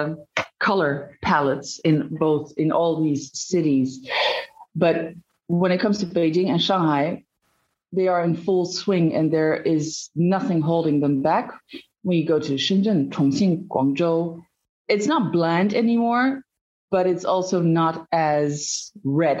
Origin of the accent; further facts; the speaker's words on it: Belgium; moved away as an adult; also born or lived in Netherlands; now in China; I am Dutch. I grew up in Belgium